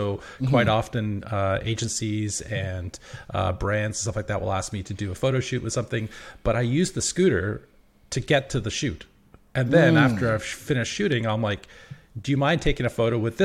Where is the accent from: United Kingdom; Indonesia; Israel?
United Kingdom; England; now in Victoria, Canada; I'm from the UK originally. I'm from England